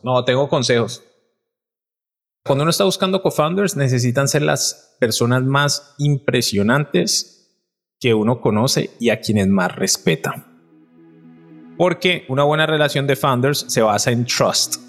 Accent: Cali, Valle del Cauca, Colombia; yo soy un man de Cali

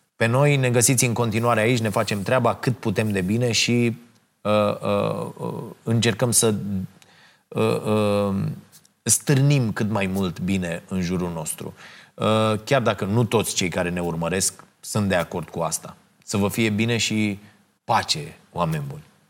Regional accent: Romania; mândru că sunt român

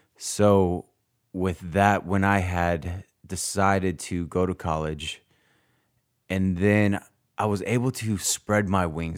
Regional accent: Arizona, United States; moved away as an adult; also born or lived in North Dakota / California; I was born in North Dakota and then grew up most of my life in Arizona

